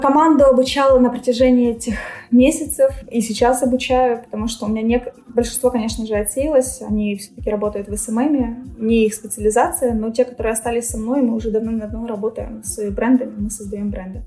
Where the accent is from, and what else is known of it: Ukraine